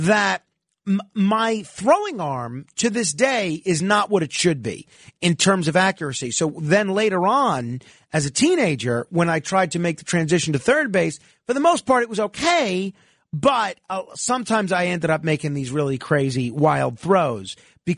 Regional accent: New York, United States; I played in all sorts of leagues, growing up in New York

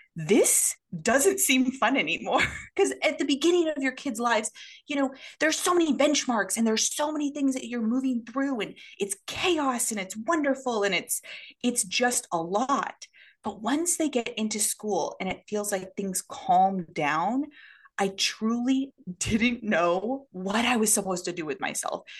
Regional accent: Oregon, United States; moved away as an adult; now in Tokyo, Japan; we are originally from Oregon

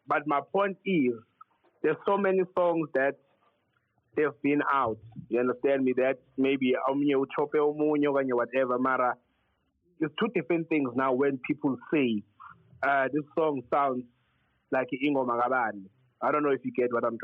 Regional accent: South Africa; As South Africans

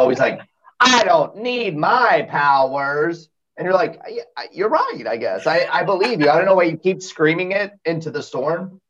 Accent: Florida, United States; I'm from Florida

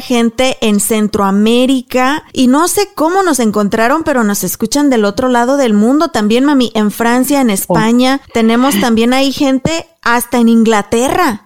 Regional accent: Mexico; moved away; nosotros como mexicanas

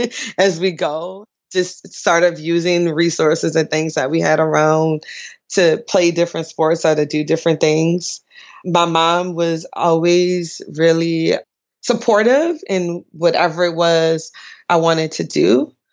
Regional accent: New Orleans, Louisiana, United States; I grew up in New Orleans. We sort of identify with the wards, which are actually voting wards. So I grew up in the 7th ward, New Orleans, which the time now I grew up was predominantly black or all black, maybe.

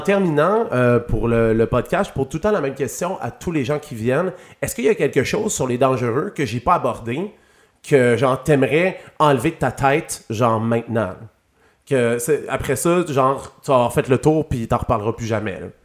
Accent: Saguenay, Quebec, Canada; j'ai grandi au Saguenay

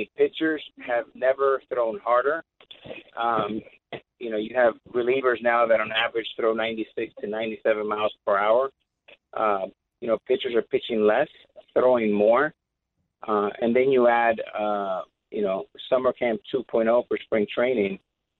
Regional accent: New York, United States; New York, you know, I'm a New Yorker

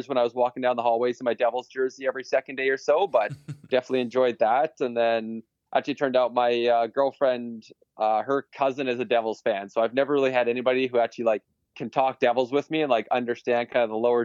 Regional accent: Vancouver, British Columbia, Canada; also born or lived in Coquitlam; growing up in Vancouver

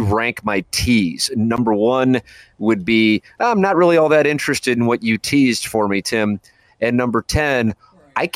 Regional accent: St. Louis, Missouri, United States; when I was growing up in South City

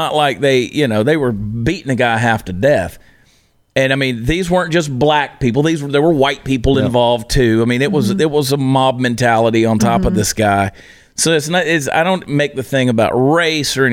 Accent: the South, United States; I was raised in the South

